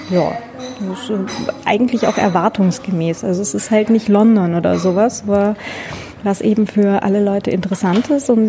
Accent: Germany; außerdem bin ich ja Deutsche, deswegen ist er so uninteressant.

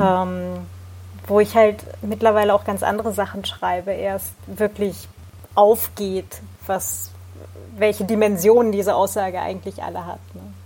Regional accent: Hildesheim, Lower Saxony, Germany; Norddeutschland und äh, ich bin dann acht Jahre in Hildesheim zur Schule gegangen

